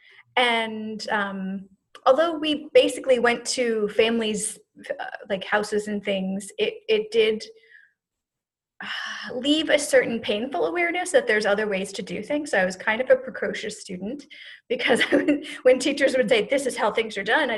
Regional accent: United States; they raised us to be as American as possible

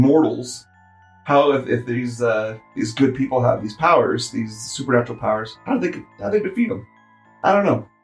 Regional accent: Utah, United States; I'm from Utah

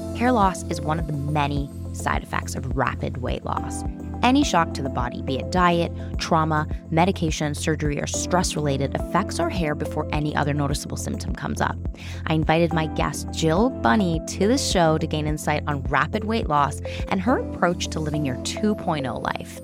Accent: Toronto, Ontario, Canada; my hometown is Toronto

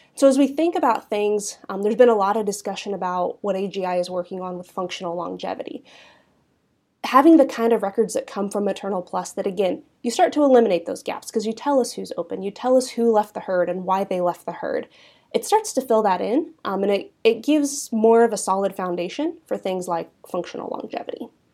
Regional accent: Southeast Kansas, United States; also born or lived in Manhattan, Kansas; I'm originally from an Angus seed stock operation, um, in Southeast Kansas. grew up heavily involved in the National Junior Angus Association

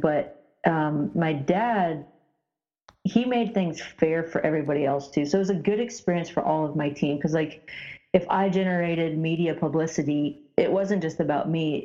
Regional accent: Indiana, United States; growing up in Indiana

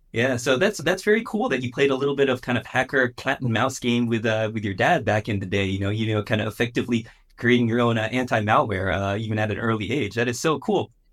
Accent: San Francisco Bay Area, California, United States; I'm also originally from the San Francisco Bay Area

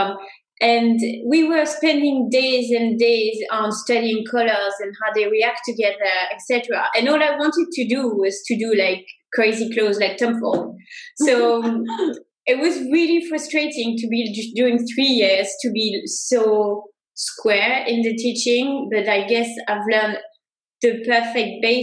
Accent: Saintes, Nouvelle-Aquitaine, France; moved away as an adult; also born or lived in Sri Lanka / Mexico; grew up in France. I was born in France in a little town called Saintes. So it's on the southwest coast near the ocean. It's near Bordeaux.

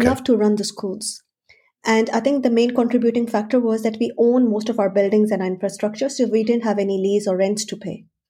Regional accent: Pakistan; moved away as an adult; also born or lived in Switzerland; now in Australia; So I'm basically from Pakistan. I spent quite a few years, about a decade in Switzerland, and now almost a decade in Australia.

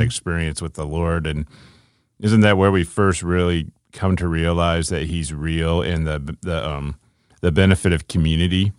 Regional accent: Ohio, United States; I grew up in Ohio

